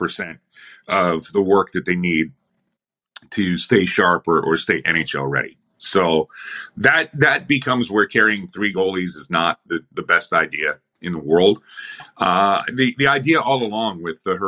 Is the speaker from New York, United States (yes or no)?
yes; Buffalo, New York, United States; I'm from Buffalo.